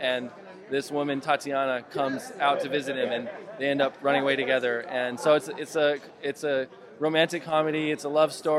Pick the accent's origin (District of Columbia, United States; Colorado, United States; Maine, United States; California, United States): Colorado, United States; moved away; also born or lived in New York City; I'm from Colorado. I grew up in the Rockies, and I lived a long time in New York City.